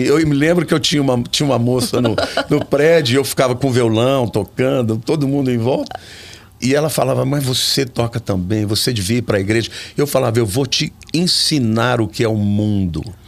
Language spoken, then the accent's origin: Portuguese; Olímpia, São Paulo, Brazil; also born or lived in Campinas; eu nasci em Campinas, mas fui criado em Olímpia, uma cidade Sim. do interior